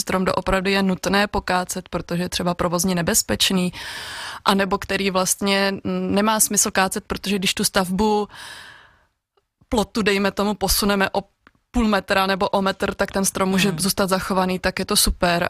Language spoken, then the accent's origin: Czech; Svitavy, Pardubice Region, Czechia; moved away as an adult; also born or lived in Olomouc; now in Oderské vrchy, Czechia; Já pocházím od Svitav, kde jsem dlouhodobu dobu vyrůstala